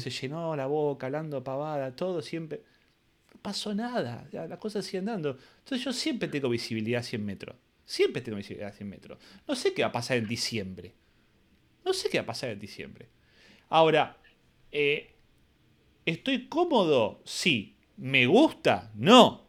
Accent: Argentina; soy argentino

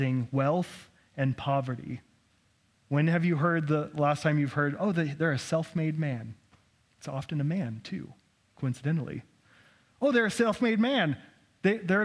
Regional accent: Idaho, United States; me growing up in Idaho

